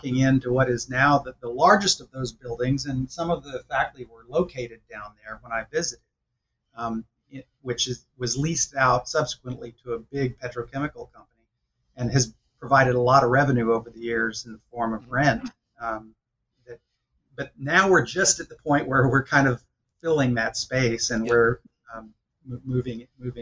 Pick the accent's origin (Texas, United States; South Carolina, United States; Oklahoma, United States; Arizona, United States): Texas, United States; College Station; moved away as an adult; now in California, United States; I come from College Station, Texas, because that's where Texas A&M is located. Yep. My dad was a faculty member there